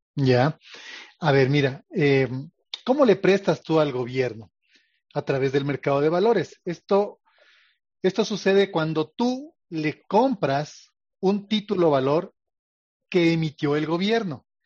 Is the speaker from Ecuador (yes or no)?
yes; Ecuador; como ecuatorianos